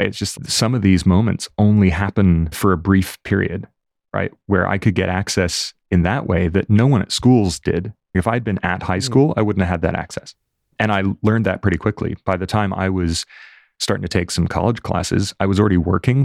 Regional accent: Fort Lauderdale, Florida, United States; now in London, United Kingdom; I grew up in Fort Lauderdale, just north of Miami

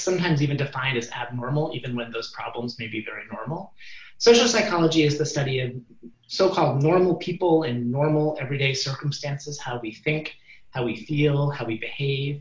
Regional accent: Ann Arbor, Michigan, United States; moved away as an adult; also born or lived in New Haven, Connecticut; now in Stanford, United States; I was brought up in Ann Arbor

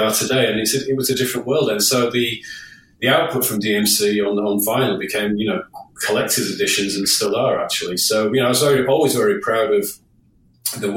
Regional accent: Hull, Yorkshire and the Humber, United Kingdom; I was only young in my hometown of Hull, home city of Hull

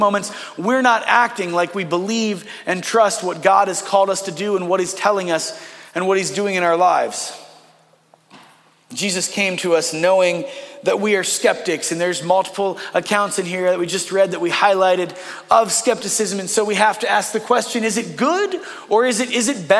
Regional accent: Northeast Ohio, United States; I was born in Northeast Ohio.

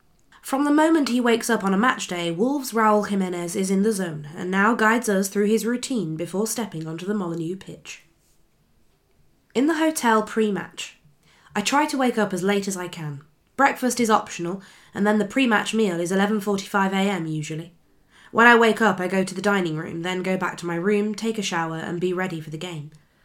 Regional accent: Bucheon, Gyeonggi Province, South Korea; also born or lived in Pohang; now in England; since Bucheon is my hometown, I often went to watch their matches. I then lived in Pohang from secondary school, so I would go and watch Pohang games every week.

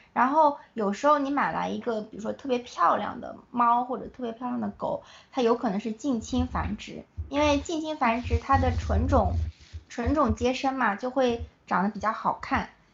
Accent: China; moved away as an adult; also born or lived in United States; 我是从，就是土生土长的中国孩子，然后到了美国

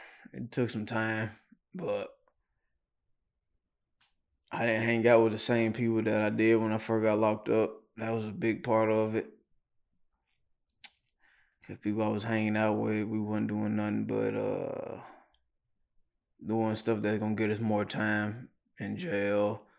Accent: Knoxville, Tennessee, United States; Yeah, right here in Knoxville.

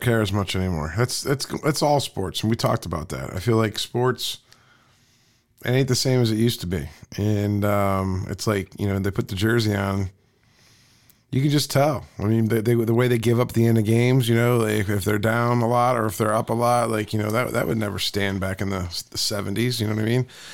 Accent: Canton, Ohio, United States; also born or lived in Pittsburgh; I'm from Canton, Ohio

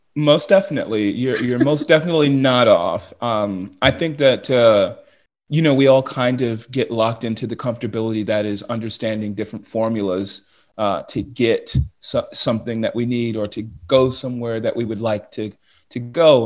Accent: United States; being an American

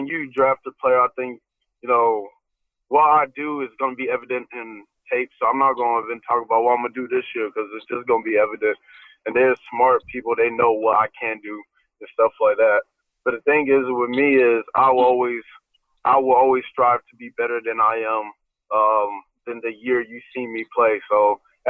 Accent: Atlanta, Georgia, United States; most of them have something to do with my hometown. Which will be the 404. I put the Olympic rings because in 1996 in Centennial Park was the Olympics in Atlanta, Georgia. Grady Hospital was where I was born

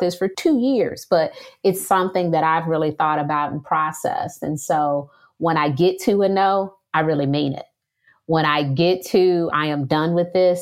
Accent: Detroit, Michigan, United States; moved away as an adult; now in Charlotte, United States; I am from Detroit, Michigan, and I am Black. When I was growing up in Detroit

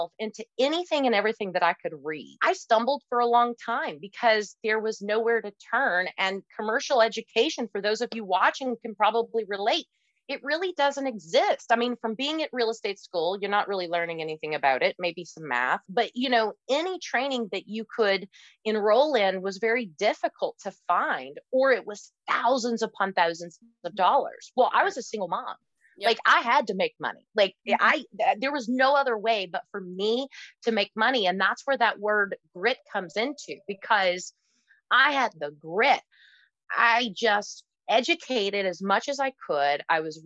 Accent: Kentucky, United States; I come from Kentucky

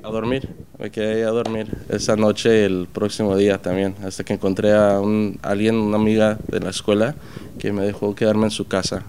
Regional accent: Puerto Peñasco, Sonora, Mexico; now in New York, United States; me crié en Puerto Peñasco, México, que es en el, ah, en el mar de Cortés, y me crié comiendo mariscos

